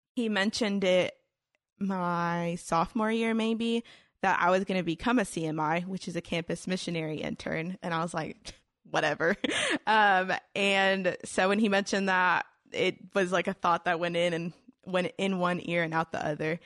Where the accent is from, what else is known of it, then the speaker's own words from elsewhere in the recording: Houston, Texas, United States; I grew up, like, in Houston, Houston, um, like, downtown area